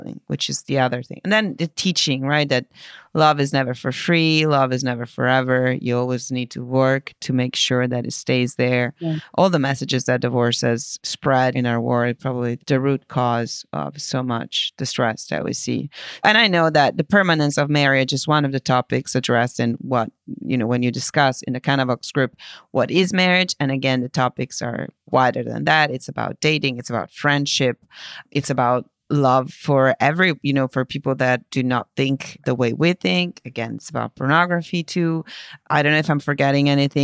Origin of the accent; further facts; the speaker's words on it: Italy; moved away; my home country in Italy